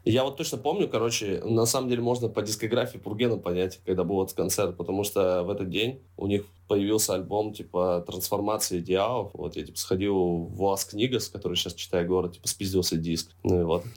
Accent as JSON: {"language": "Russian", "town": "Zheleznogorsk", "region": "Krasnoyarsk Krai", "country": "Russia", "tie": "born or raised there", "moved": "yes", "lives_now": "Saint Petersburg, Russia", "said": "как же хочется на родину. Ну, правда, знаешь, один день побыть на родине"}